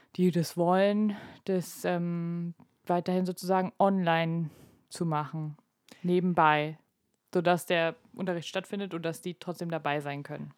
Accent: Germany; bei uns in Deutschland

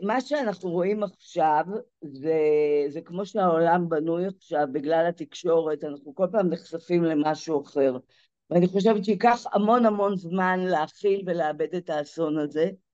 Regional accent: Zikhron Ya'akov, Haifa District, Israel; זיכרון יעקב, זה הבית, ש... זה המקום שצמחתי בו

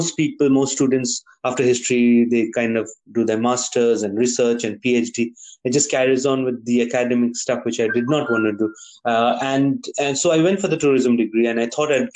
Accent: Kalimpong, West Bengal, India; also born or lived in Darjeeling; as a kid growing up in Kalimpong

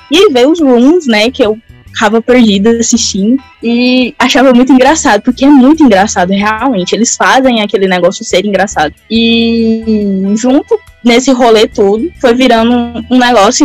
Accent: Goiás, Brazil; Sou goiana, tá bom? Interior de Goiás.

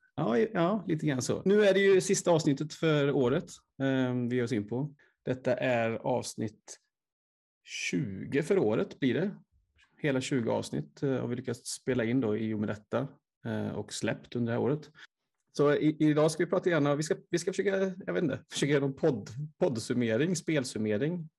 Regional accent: Vänersborg area, Västra Götaland, Sweden; mina hemtrakter

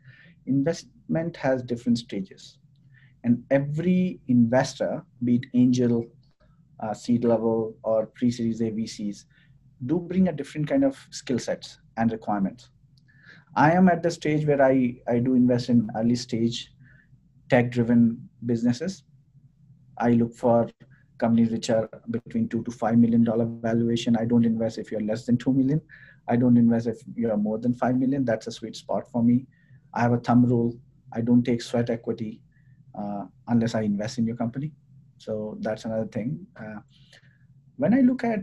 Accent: India; moved away as an adult; also born or lived in Sweden; now in Calgary, Canada; born and brought up in India

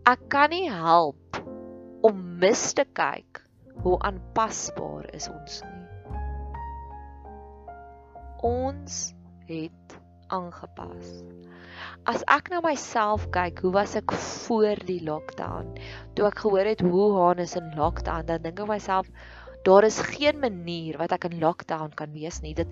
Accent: Free State, South Africa; ek kan onthou ek het in die Vrystaat groot geword en ek kan onthou dit was koud

